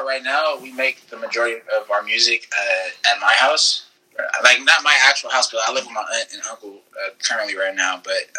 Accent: Inglewood, California, United States; We're from Inglewood. We're from Inglewood, California.

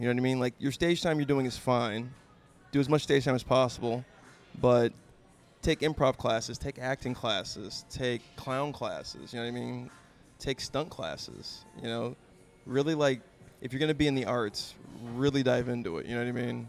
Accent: Ridgecrest, California, United States; also born or lived in Fresno / San Diego; I'm a military brat. So I was born out here, and then we moved to Ridgecrest, or China Lake, I guess was the base. And then I moved to the Fresno area, and then back to Ridgecrest. And then I moved down to San Diego.

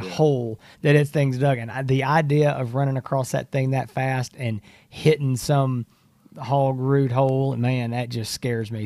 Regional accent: Texas, United States; As a Texan

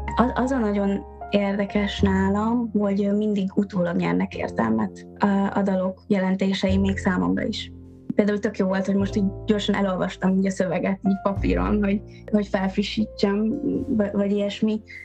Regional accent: Eger, Heves, Hungary; a szülővárosom is ugye Eger

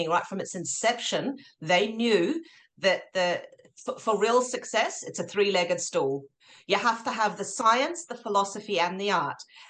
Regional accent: Norway; moved away as an adult; also born or lived in Oslo; now in New Zealand; my dad's Norwegian, but I grew up in Norway

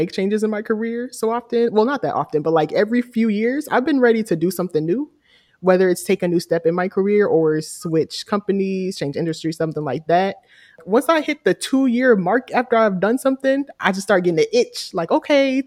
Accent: Charlotte, North Carolina, United States; moved away as an adult; I'm from Charlotte. I love the city of Charlotte. But because I'm from there and I spent my whole life there, from the age of 1 to like me graduating college

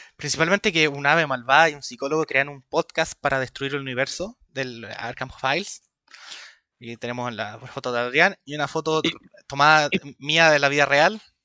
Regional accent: Chile; tengo 25 años, soy de Chile.

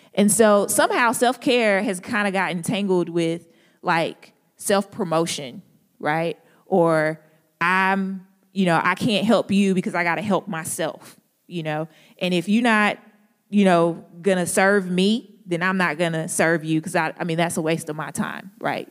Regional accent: St. Louis, Missouri, United States; accent: country grammar; now in Durham, United States; I'm from Saint Louis

